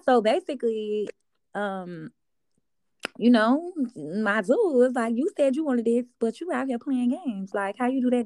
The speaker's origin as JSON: {"language": "English", "town": "Miami", "region": "Florida", "country": "United States", "also_born_or_lived": "Carol City / Liberty City / Miramar / Broward County", "said": "I done lived all over Miami."}